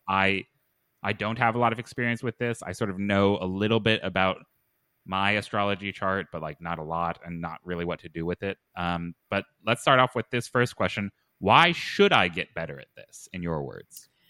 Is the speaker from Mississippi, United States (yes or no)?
no; Lexington, Kentucky, United States; I was born in Lexington, Kentucky.